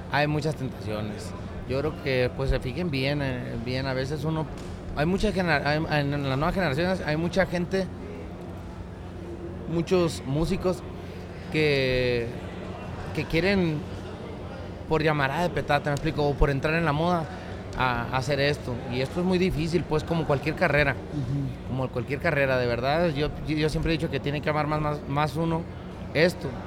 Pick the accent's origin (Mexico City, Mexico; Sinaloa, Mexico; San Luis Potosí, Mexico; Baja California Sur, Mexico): Baja California Sur, Mexico; La Paz; Pues, haz de cuenta que yo soy de La Paz, California Sur.